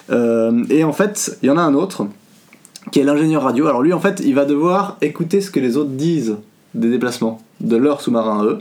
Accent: France; Je suis français.

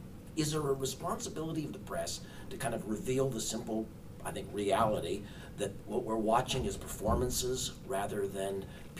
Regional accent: Oregon, United States; I'm from Oregon

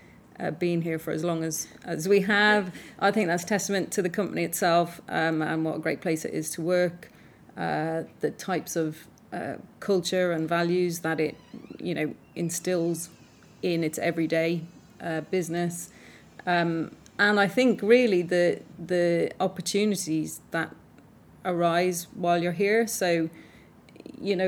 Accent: Ireland; I grew up in Ireland and went to an all-girls convent school

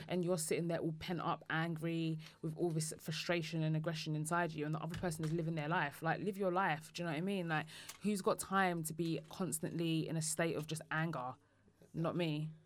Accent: Woodford, London, United Kingdom; I come from Woodford in Essex, which is a predominantly white area

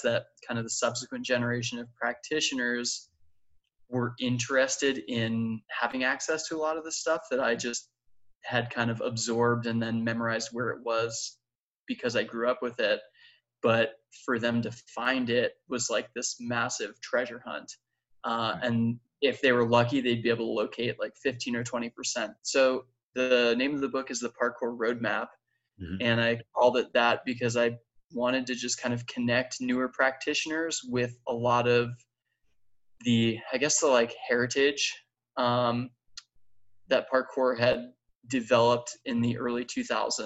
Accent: Long Island, New York, United States; I grew up on Long Island outside of New York City

